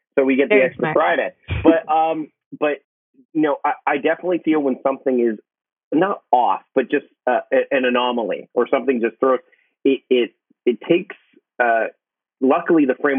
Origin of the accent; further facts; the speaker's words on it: Hamilton, Ontario, Canada; I'm from Hamilton originally, and moving out west, it's funny because once you live, I've lived out here for almost 20 years now, and I've kind of adopted more of a Pacific Northwest accent